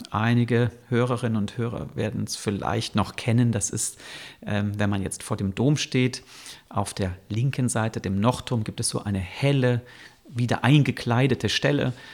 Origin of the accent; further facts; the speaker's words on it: Bonn, North Rhine-Westphalia, Germany; also born or lived in Cologne; Ich bin in Bonn geboren und auch in der Nähe aufgewachsen